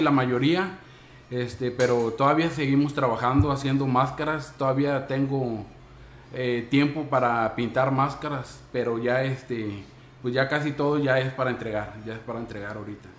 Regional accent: Tamuín, San Luis Potosí, Mexico; soy un artesano de Antiguo Tamuín, Tamuín, San Luis Potosí.

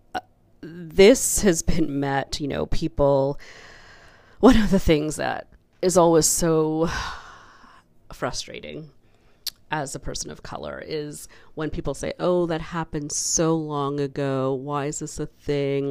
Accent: Canada; as a child growing up in the Canadian school system

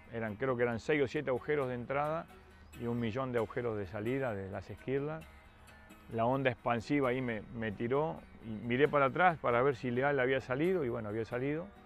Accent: Misiones, Argentina; ¿cómo es tu nombre? … ¿De dónde sos? Misiones.

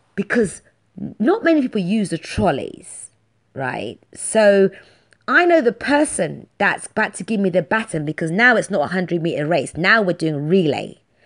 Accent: London, United Kingdom; I'm from London. I'm streetwise

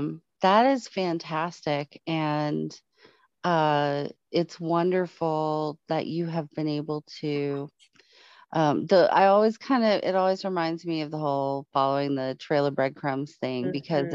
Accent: Florida, United States; born there; also born or lived in California / Colorado; Because I was born in Florida, and then moving to California and having the earthquake experience.

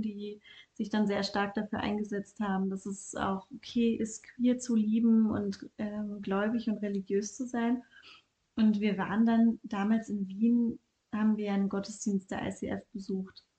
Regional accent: Bielefeld, North Rhine-Westphalia, Germany; moved away as an adult; also born or lived in Ludwigsburg; now in Vienna, Austria; Ich komme ursprünglich aus Deutschland, aus Bielefeld, habe dann in Ludwigsburg studiert

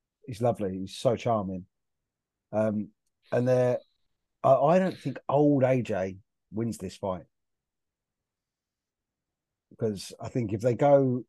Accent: South East England, United Kingdom; I'm from the southeast. I'm not Scottish

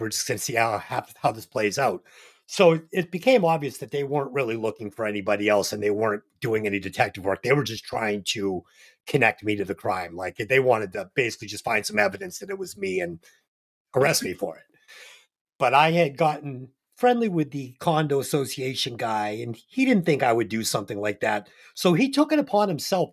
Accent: Boston, Massachusetts, United States; I'm from Boston

